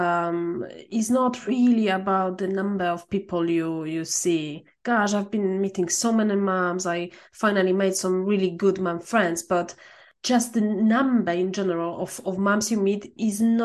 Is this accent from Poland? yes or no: yes; Poland; I'm from Poland.